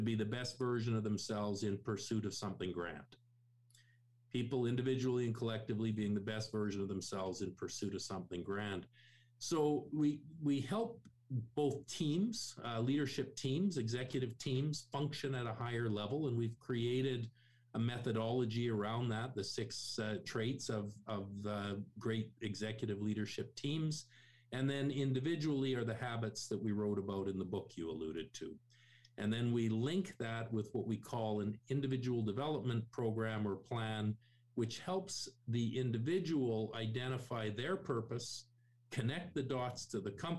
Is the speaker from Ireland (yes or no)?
no; Canada; I'm born and raised in Canada